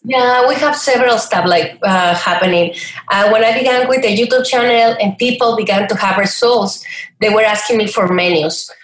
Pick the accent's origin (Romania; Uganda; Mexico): Mexico; Chihuahua; moved away as an adult; also born or lived in El Paso, Texas / Brazil / New Zealand; now in Riverside, United States; I grew up in Chihuahua. Yeah, it's a state, it's not only a dog.